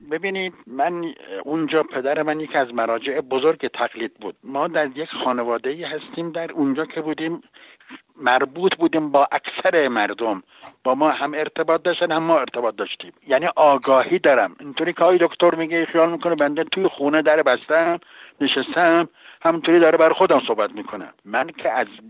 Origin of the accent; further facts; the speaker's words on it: Najaf, Najaf Governorate, Iraq; now in Tehran, Iran; من در نجف متولد شدم